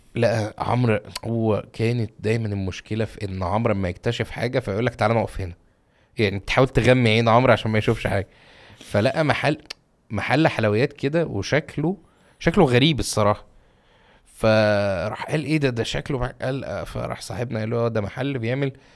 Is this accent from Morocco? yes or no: no; Egypt; عندنا في مصر